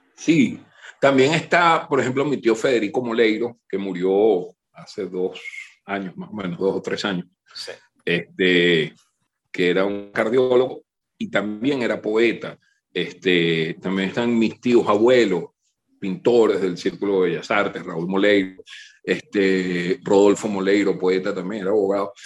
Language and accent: Spanish; Venezuela; also born or lived in New Haven, United States; yo soy venezolano, Yo, yo soy de aquí, yo pertenezco a esto.